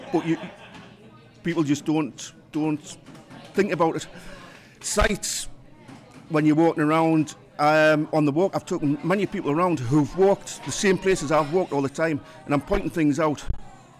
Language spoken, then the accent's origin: English; Durham, North East England, United Kingdom; Durham is my, although it's not my hometown, it is a place I've grown up in. I spent many a year there.